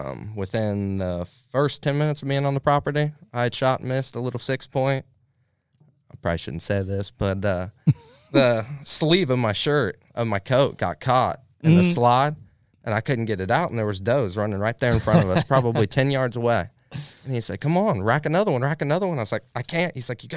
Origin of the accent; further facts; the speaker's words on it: United States; we grew up in Highland County.